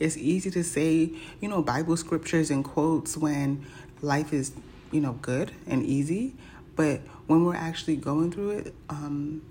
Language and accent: English; New York, United States; I wasn't born in New York, but I was raised in New York